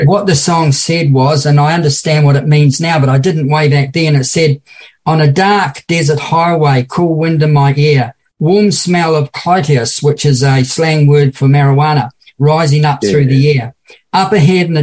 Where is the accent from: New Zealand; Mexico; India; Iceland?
New Zealand; now in Australia; a young boy growing up in New Zealand.